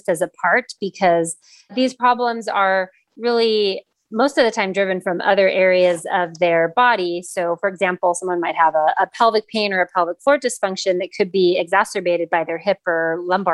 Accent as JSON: {"language": "English", "town": "Los Angeles", "region": "California", "country": "United States", "tie": "born or raised there", "also_born_or_lived": "San Diego / North Carolina", "moved": "as an adult", "said": "I am actually born and raised in Los Angeles"}